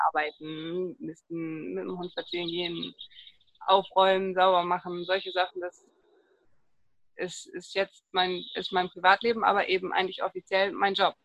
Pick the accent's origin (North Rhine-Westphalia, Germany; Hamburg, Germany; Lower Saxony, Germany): Lower Saxony, Germany; East Frisia; Ich äh, bin geboren und lebe in Ostfriesland. Jetzt sitze ich gerade in Großheide.